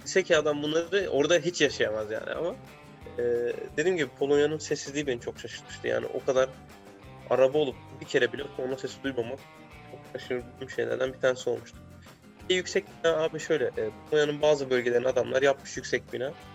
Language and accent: Turkish; Konya, Turkey; moved away as an adult; also born or lived in Poland / Germany / Romania; now in Belgium; ben oranın doğma büyüme çocuğum